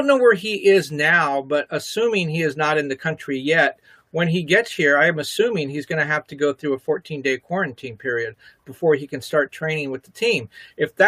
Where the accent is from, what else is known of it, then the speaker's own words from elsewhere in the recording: La Puente, California, United States; I grew up in La Puente